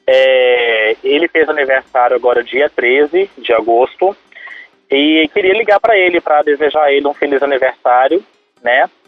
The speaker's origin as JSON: {"language": "Portuguese", "town": "Belo Horizonte", "region": "Minas Gerais", "country": "Brazil", "said": "eu sou de BH, moro no Boa Vista."}